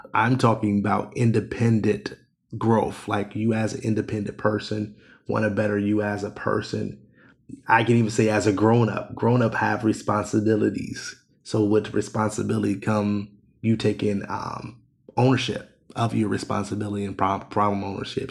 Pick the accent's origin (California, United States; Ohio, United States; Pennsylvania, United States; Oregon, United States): Ohio, United States; I'm born and raised in Ohio